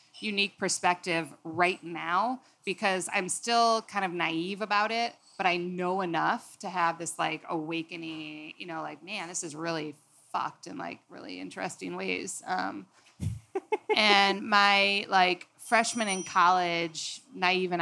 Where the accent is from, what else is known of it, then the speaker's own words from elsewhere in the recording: outside of Detroit, Michigan, United States; moved away; I grew up outside of Detroit in the 80s